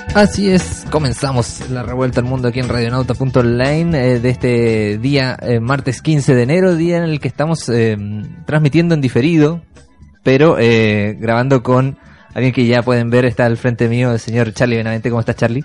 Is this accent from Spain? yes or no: no; Iquique, Tarapacá, Chile; now in Santiago, Chile; Yo soy de Quique y, en, y yo he hecho, hasta el día de hoy, yo me vine hace ya 15 años para acá